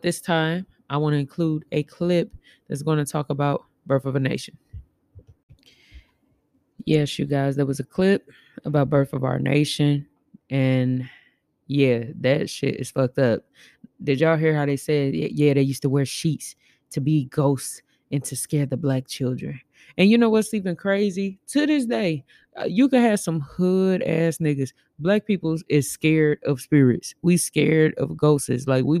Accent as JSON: {"language": "English", "town": "Gary", "region": "Indiana", "country": "United States", "tie": "born or raised there", "also_born_or_lived": "Chicago / Elkhart", "said": "I was born in Chicago, raised in Gary, and raised in Elkhart, Indiana. And I done lived all over."}